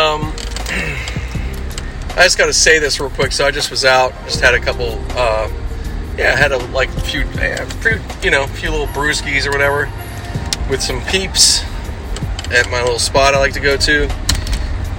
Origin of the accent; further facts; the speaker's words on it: Los Angeles, California, United States; The Sunland area, which is my hometown, like my OG hometown